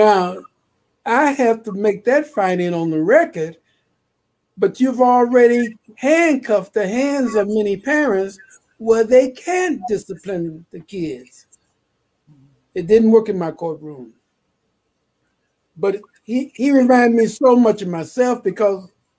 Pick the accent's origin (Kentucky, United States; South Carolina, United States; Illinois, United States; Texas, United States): Illinois, United States; Chicago; I was born in Chicago on the South Side, 3426 South Parkway